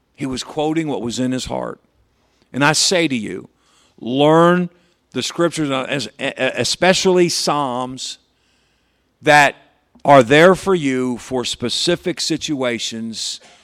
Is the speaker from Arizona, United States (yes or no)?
no; Patterson, New York, United States; I grew up in Patterson Baptist Church over here in Patterson, New York